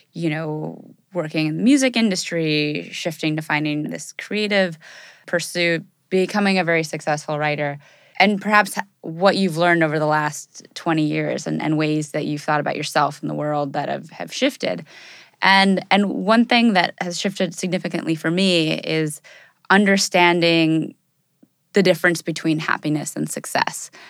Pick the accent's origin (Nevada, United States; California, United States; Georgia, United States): California, United States; Los Angeles; I grew up in Californ-, I was born in L